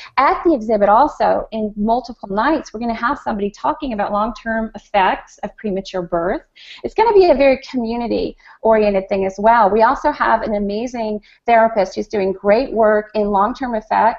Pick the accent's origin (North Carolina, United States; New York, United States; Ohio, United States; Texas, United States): New York, United States; New York City; I'm from Queens, New York